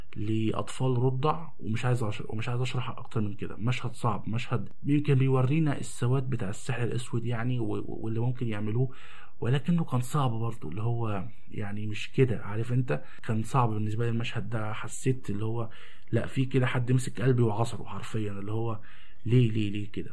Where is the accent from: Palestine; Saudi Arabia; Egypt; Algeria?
Egypt; عندنا في مصر